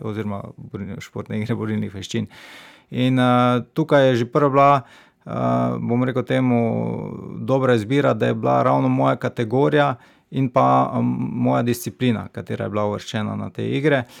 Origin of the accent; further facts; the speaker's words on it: Stranice, Slovenia; moved away as an adult; now in Maribor, Slovenia; rodil sem se v Mariboru, ne? potem sem pa, ker starši imajo domačijo, oziroma temu rekel bajto na stranicah, zato sem tam preživel mladostniška leta, se pravi od samega porojstva do študija